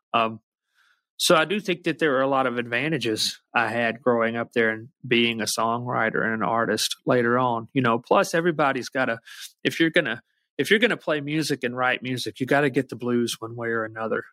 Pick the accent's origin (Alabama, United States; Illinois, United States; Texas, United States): Alabama, United States; Muscle Shoals; growing up in Alabama the way I did